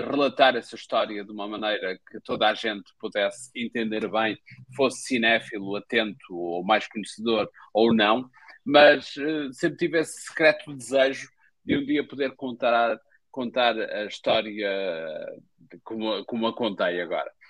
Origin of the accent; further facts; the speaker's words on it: Espinho, Aveiro District, Portugal; eu sou do Espinho